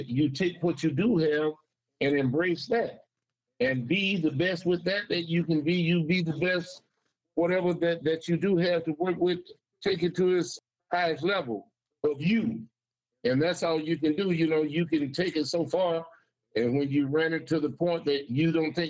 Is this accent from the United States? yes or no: yes; Saginaw, Michigan, United States; moved away as an adult; now in Bay City, United States; I grew up in Saginaw